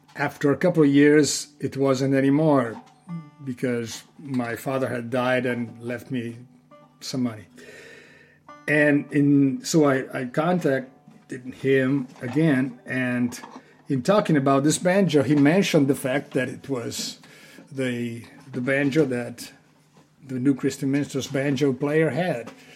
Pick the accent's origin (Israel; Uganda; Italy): Italy; Genoa, Liguria; born in Genova, Italy